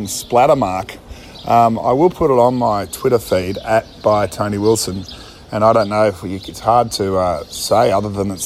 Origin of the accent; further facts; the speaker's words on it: Australia; I'm from Australia.